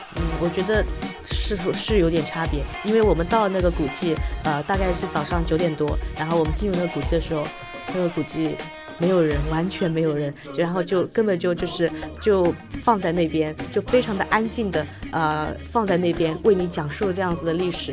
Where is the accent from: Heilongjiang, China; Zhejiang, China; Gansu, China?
Zhejiang, China; Hangzhou; 我的家乡，呃，杭州阜阳，就有永安山滑翔地